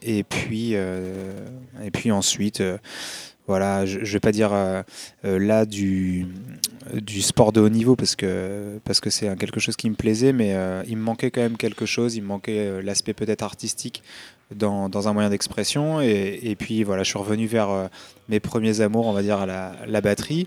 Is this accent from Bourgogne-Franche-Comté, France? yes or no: no; Hauts-de-France, France; moved away; je venais pas de Paris, tu vois, je, viens du nord de la France, je suis un ch'ti.